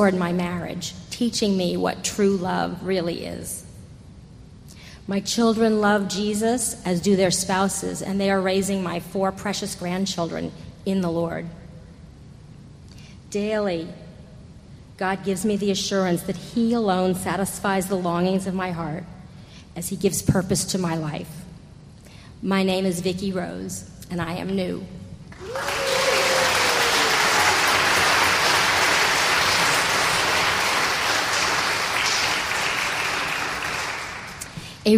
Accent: New York City, New York, United States; I was born right here in New York City, about 25 blocks from Trinity, 62 years ago.

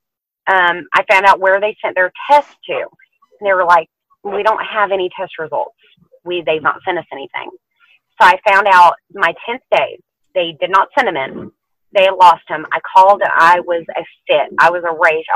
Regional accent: Texas, United States; I was born in Texas, raised in Texas

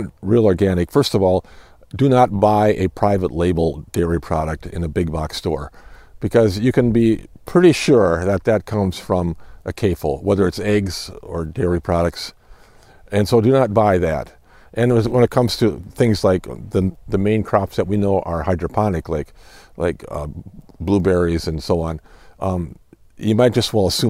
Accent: Iowa, United States; I'm from Iowa.

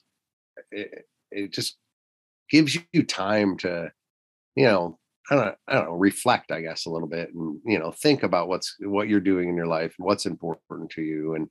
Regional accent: Michigan, United States; moved away; when I grew up in Michigan, we had roughly about 8.5 hours of usable daylight where I live there

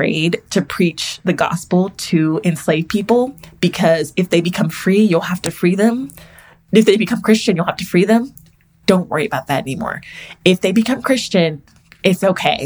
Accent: Texas, United States; I'm from Texas, and Texas is the lost cause capital of America

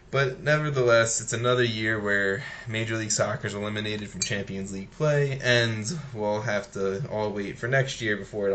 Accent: United States; I'm American

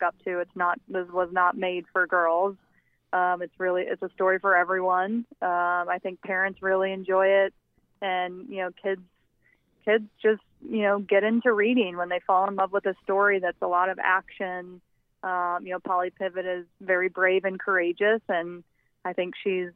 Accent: Southern Illinois, United States; I'm from Southern Illinois, the youngest of six with five older brothers. And, you know, we played every sport, you know, in the neighborhood and at the local park

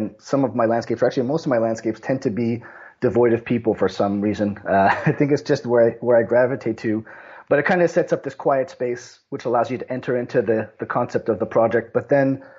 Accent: Montreal, Quebec, Canada; I grew up in Montreal, and shinny was just the way we lived our winters

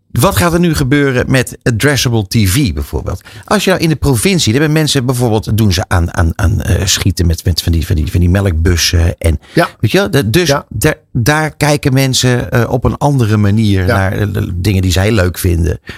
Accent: Friesland, Netherlands; moved away; also born or lived in western Netherlands; Ik ben ooit geboren in Friesland. En toen ben ik verhuisd naar het, het Westen.

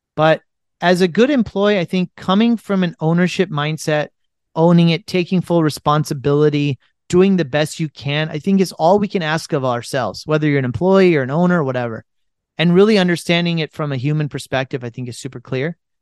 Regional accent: United States; as an Indian who was born and raised in America

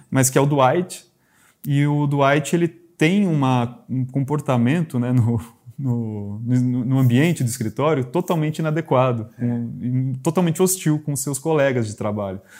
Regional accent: interior of São Paulo, Brazil; eu sou do interior de São

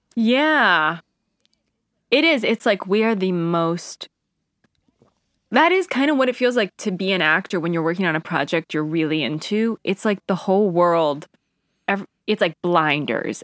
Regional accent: Albany, New York, United States; we grew up outside of Albany, right where Nexium started.

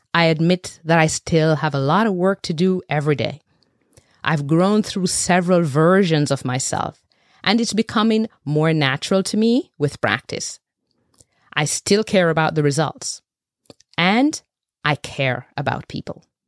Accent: Jamaica; I was born and bred in Jamaica, raised by a village anchored by a pack of powerful matriarchs

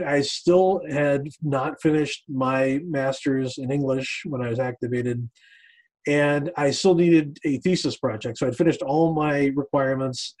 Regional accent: United States; I grew up outside of Washington, D.C., not too far away from where I live right now

